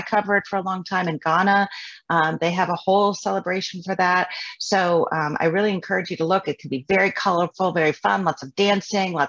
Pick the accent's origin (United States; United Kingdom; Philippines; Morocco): United States; Midwest; I grew up kind of in the Midwest